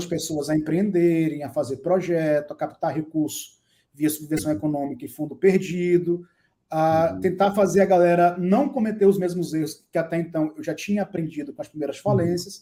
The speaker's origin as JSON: {"language": "Portuguese", "country": "Brazil", "said": "a gente, enquanto latino-americano e brasileiro"}